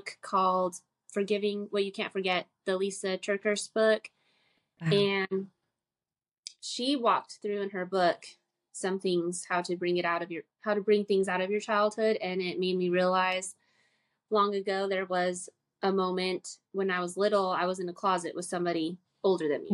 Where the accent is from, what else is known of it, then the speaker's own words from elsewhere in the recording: Utah, United States; also born or lived in California; now in Fayetteville, United States; I'm from Utah. I'm born and raised in Utah, and then I did live in California for some time, went back to Utah, and now I'm here in North Carolina